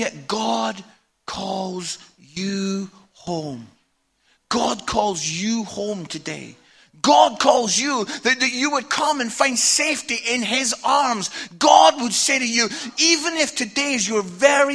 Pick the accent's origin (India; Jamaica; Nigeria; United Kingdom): United Kingdom; Scotland; I'm Scottish.